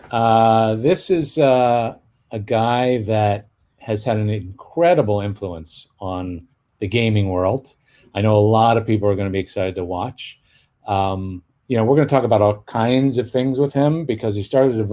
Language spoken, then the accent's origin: English; Toronto, Ontario, Canada; born or raised there